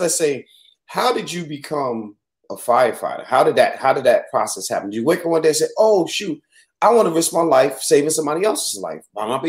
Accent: New York City, New York, United States; moved away; Because I can tell you're not from the South. And I said, from New York City.

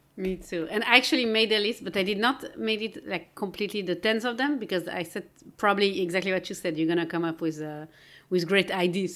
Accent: Geneva, Switzerland; moved away; I'm from Geneva, Switzerland

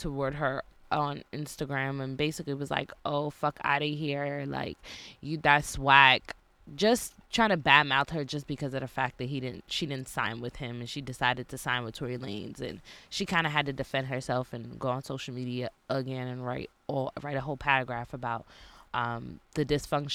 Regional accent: New York, United States; New York girls are always dope

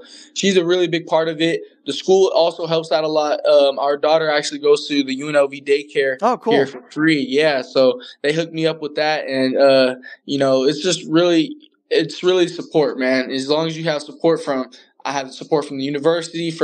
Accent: California, United States; I'm from California

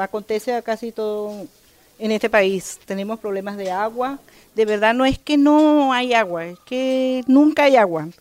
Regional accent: Venezuela; soy del sector de Largarrobo, del barrio Unión

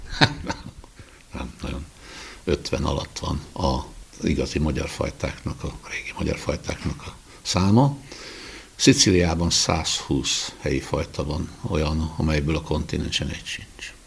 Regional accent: Budaörs, Pest, Hungary; gyerekkoromban itt Budaörsön nekem meg az öcsémnek szőlőbe kellett járni

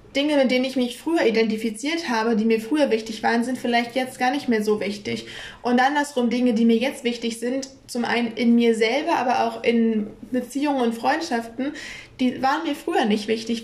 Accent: Kiel, Schleswig-Holstein, Germany; ich identifiziere mich, wenn man jetzt so sagt, als Kielerin, weil ich bin hier in Kiel groß geworden

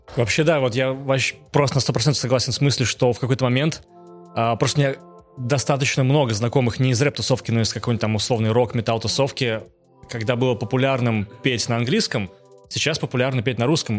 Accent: Naberezhnye Chelny, Tatarstan, Russia; я учился и жил в Челнах, набережных Челнах

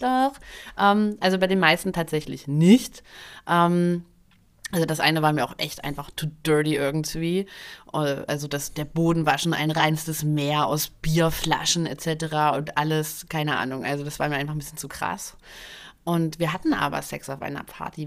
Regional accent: Dresden, Saxony, Germany; also born or lived in Berlin; in Dresden, das ist ja meine Heimatstadt, in der ich auch Abitur gemacht habe

